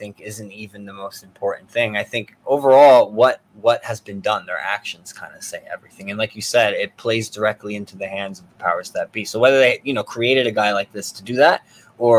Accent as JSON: {"language": "English", "region": "New Jersey", "country": "United States", "said": "I'm from New Jersey"}